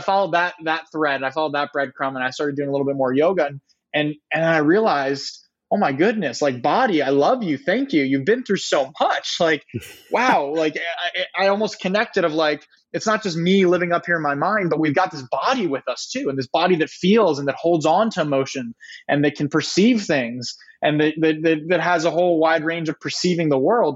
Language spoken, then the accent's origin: English; San Diego, California, United States; also born or lived in Ohio; I grew up in San Diego, California